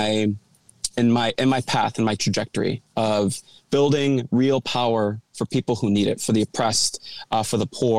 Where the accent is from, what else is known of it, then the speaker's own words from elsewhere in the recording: Chicago, Illinois, United States; I'm the youngest of four. Grew up in Logan Square. I've stayed here my entire life. Still live here today.